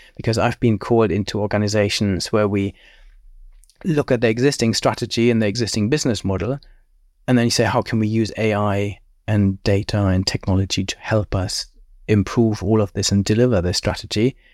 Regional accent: Germany; moved away as an adult; also born or lived in Cambridge, United Kingdom / Cranfield, United Kingdom; I grew up in Germany, then studied at Cambridge

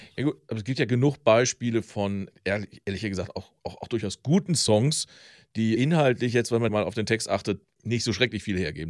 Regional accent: Velbert, North Rhine-Westphalia, Germany; Ich komme übrigens aus Felbert, also einmal den Berg hoch.

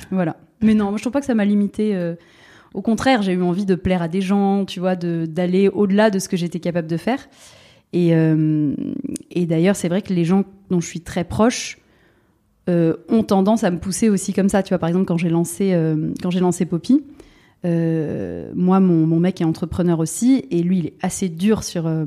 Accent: Bordeaux, Nouvelle-Aquitaine, France; moved away as an adult; also born or lived in Paris; je suis bordelaise, donc j'ai quitté Bordeaux pour aller à Paris.

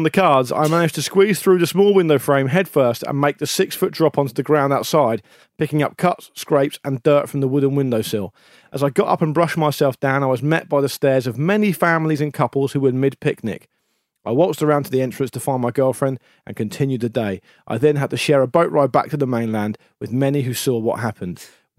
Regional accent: Titchfield, South East England, United Kingdom; I grew up in Titchfield, a small village

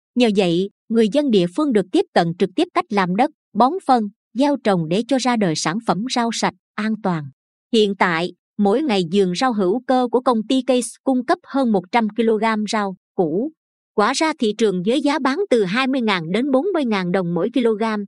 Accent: Binh Dinh, Vietnam; người bình định khi đọc đoạn thơ này cứ muốn ôm lấy mấy chữ đặc sệt quê mình

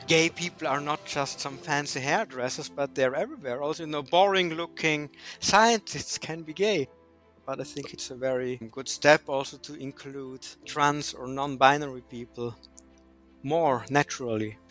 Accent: Austria; moved away as an adult; also born or lived in Switzerland / Netherlands; now in Berlin, Germany; I grew up in the mountains in Austria, studied in Switzerland, did a PhD in the Netherlands, and ended up in Berlin, Germany six years ago.

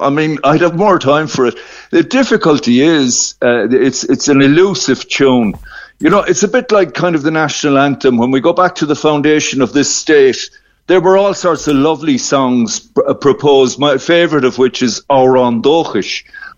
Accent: Ireland

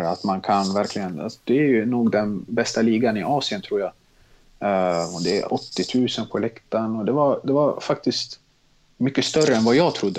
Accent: Stockholm, Stockholm County, Sweden; also born or lived in Tensta, Stockholm / Mälarhöjden, Stockholm / Bredäng, Stockholm; Jag är jag uppvuxen i Tensta, flyttade när jag var sex år till Mälarhöjden, Bredäng

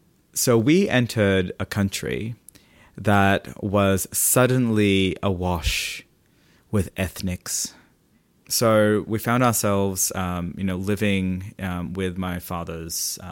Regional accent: Philippines; now in Sydney, Australia; We grew up Catholic in the Philippines, and then eventually as we started to immigrate into Australia and we left our Catholic family behind and then joined our Protestant family in Sydney

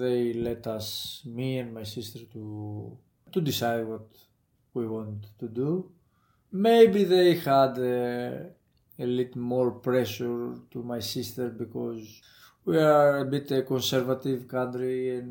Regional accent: Athens, Attica, Greece; moved away as an adult; I grew up in Athens. I went to school there, my family. I studied in Athens

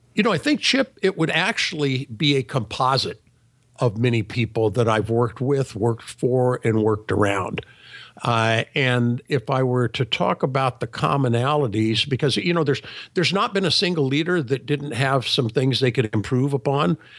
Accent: Sacramento, California, United States; I was born in Sacramento, California, many years ago. Actually, I grew up in an entrepreneurial family

